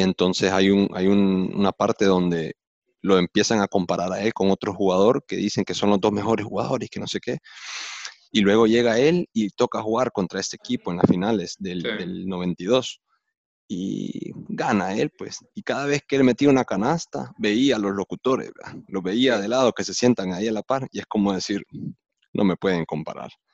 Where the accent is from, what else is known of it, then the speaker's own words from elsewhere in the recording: El Salvador; moved away; also born or lived in United States; Yo como crecí en El Salvador de joven, las primeras memorias son del Salvador